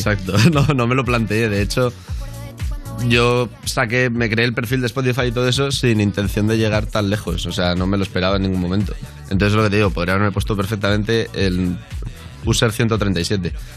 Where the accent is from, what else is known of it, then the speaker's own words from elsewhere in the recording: Valencia, Valencian Community, Spain; moved away as an adult; now in Madrid, Spain; me he venido a vivir a Madrid, yo soy de Valencia